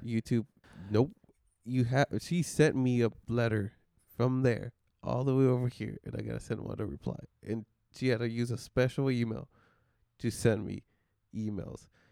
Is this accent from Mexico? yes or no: yes; Mexico; moved away; I come from Mexico and it's bad over there